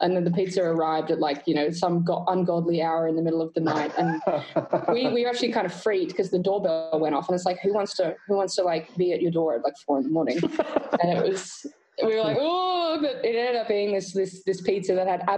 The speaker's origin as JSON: {"language": "English", "country": "Australia", "said": "being Australian"}